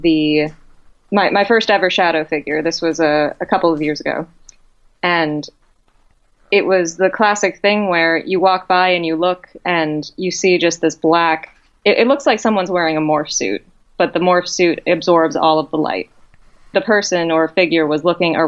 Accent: central Massachusetts, United States; also born or lived in Amherst, Massachusetts; I grew up in a central Massachusetts town that was actually on ghost adventures for two of its buildings, the Reed House and the Spalding Cooperage

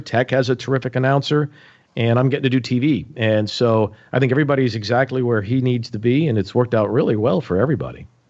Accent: Pittsburgh, Pennsylvania, United States; moved away as an adult; also born or lived in Blacksburg; Growing up in Pittsburgh

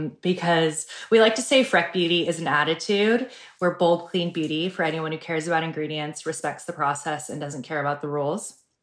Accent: Seattle, Washington, United States; I'm from Seattle and I grew up without a lot of sun and without a lot of freckles, actually without any freckles.

